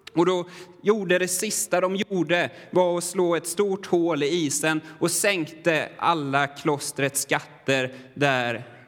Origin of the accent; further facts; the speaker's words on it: Sweden; jag är väldigt svensk